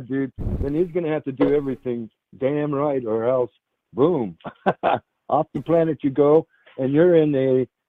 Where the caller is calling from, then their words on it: Shelton, Washington, United States; I'm calling from Washington State. Outside of Shelton, Washington.